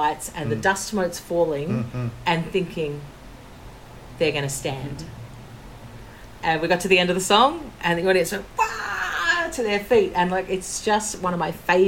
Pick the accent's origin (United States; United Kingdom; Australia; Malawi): Australia; we're the people from Australia